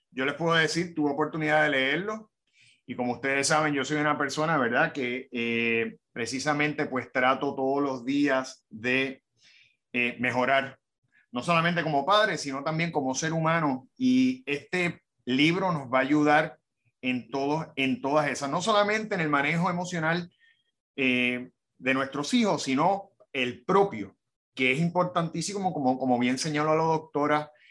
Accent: Hoboken, New Jersey, United States; born there; En, un, pueblito, que se llama Hoboken.

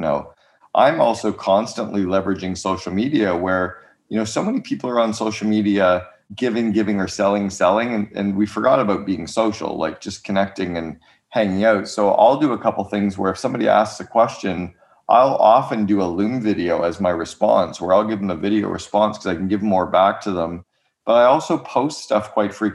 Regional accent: Canada; moved away as an adult; now in United States; As a Canadian

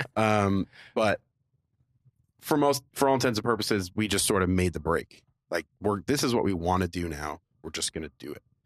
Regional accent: Florida, United States; I grew up in Florida

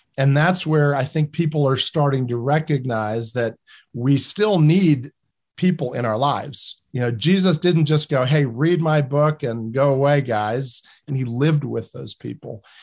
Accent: New Jersey, United States; I come from New Jersey

